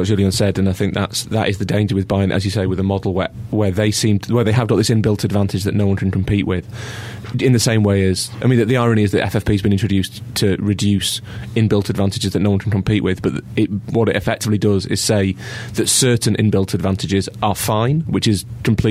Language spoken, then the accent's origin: English; Islington, London, United Kingdom; accent: Islington; That's my Islington accent.